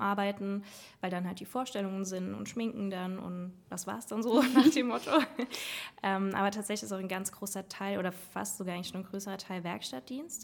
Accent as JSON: {"language": "German", "region": "Saarland", "country": "Germany", "moved": "as an adult", "lives_now": "Trier, Germany", "said": "Ich komme aus dem Saarland"}